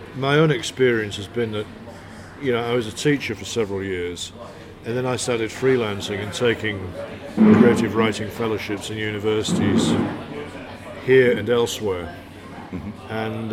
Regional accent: Hull, Yorkshire and the Humber, United Kingdom; moved away; also born or lived in London / Newcastle / Brighton; I grew up in Hull, which is in Yorkshire, kind

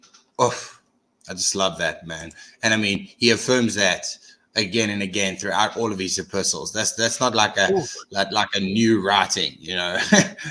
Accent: South Africa; as a South African

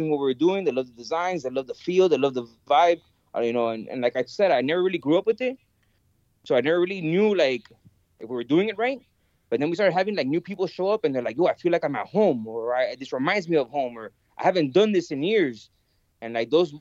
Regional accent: Miami, Florida, United States; I was born and raised in Miami. My mother is Cuban and my father is Venezuelan.

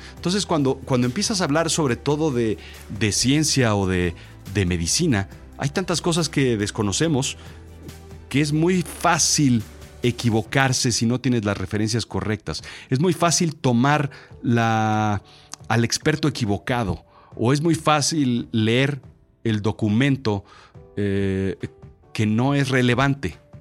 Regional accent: Mexico; Yo soy mexicano, yo nací aquí

